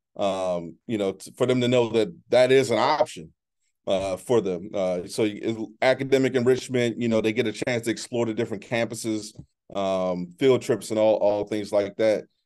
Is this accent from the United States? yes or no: yes; Baltimore, Maryland, United States; moved away as an adult; also born or lived in Exton, Pennsylvania; I'm originally from Baltimore, as I mentioned before. Um, my mom was a single parent